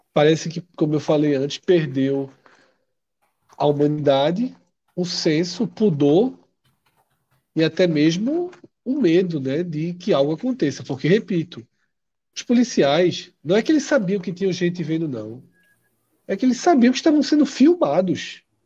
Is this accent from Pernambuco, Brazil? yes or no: yes; Olinda, Pernambuco, Brazil; Eu, quando era criança, anos 80, em Casa Caiada, ali, Casa Caiada com Jardim Atlântico